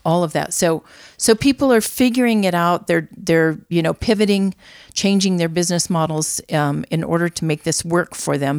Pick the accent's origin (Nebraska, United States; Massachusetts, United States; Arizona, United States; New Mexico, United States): New Mexico, United States; Albuquerque; also born or lived in Santa Fe, New Mexico / Las Cruces, New Mexico; I was born in Santa Fe, raised in Albuquerque. I am a native.